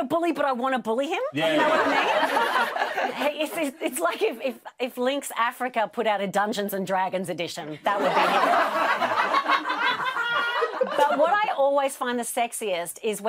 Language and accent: English; Australia; moved away as an adult; now in United Kingdom; I'm Australian